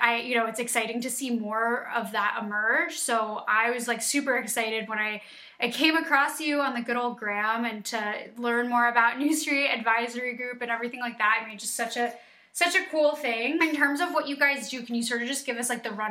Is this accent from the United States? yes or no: yes; New York, United States; just being a New Yorker, I know so many iBankers